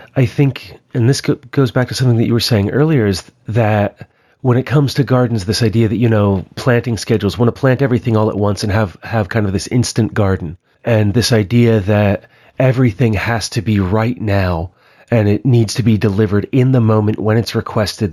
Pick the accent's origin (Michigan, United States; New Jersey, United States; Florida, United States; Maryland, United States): Maryland, United States; also born or lived in central Pennsylvania; now in Pennsylvania, United States; where I grew up in Maryland.